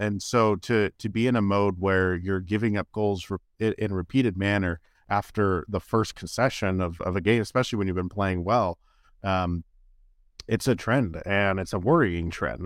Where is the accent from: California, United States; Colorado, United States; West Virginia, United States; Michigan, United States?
California, United States; Bay Area; now in Kansas City, United States; I grew up in Bay Area